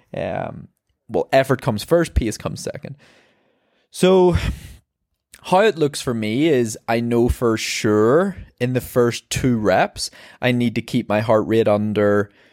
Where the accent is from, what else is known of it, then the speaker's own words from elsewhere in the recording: Ireland; I'm an Irish marathon runner